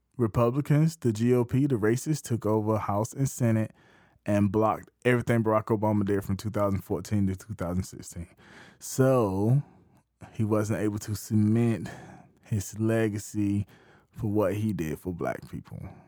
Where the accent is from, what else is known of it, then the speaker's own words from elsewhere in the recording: the Midlands of South Carolina, United States; I'm from South Carolina. I'm from the Midlands of South Carolina